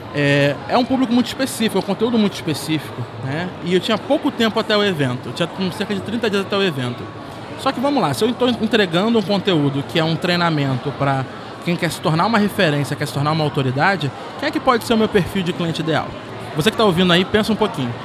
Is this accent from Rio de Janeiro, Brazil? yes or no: yes; Rio de Janeiro, Brazil; Eu sou nascido e criado numa favela lá no Rio de Janeiro